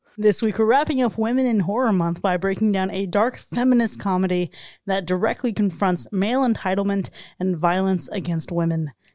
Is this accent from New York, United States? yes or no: no; South Florida, United States; growing up in South Florida